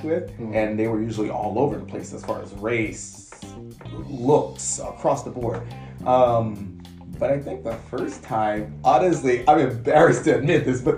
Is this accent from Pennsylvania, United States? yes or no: no; St. Martinville, Louisiana, United States; moved away; Originally from St. Martinville, Louisiana